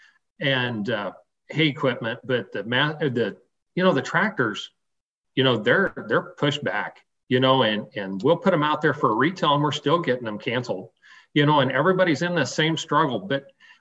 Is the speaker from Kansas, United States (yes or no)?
yes; Western Kansas, United States; I came from Western Kansas. I grew up on a farm